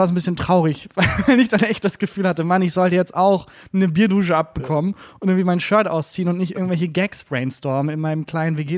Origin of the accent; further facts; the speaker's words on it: Bielefeld, North Rhine-Westphalia, Germany; moved away as an adult; also born or lived in Steinhagen / Münster; now in Cologne, Germany; Ich äh, bin in der Nähe von Bielefeld geboren, in äh, Steinhagen, okay. Quelle aufgewachsen.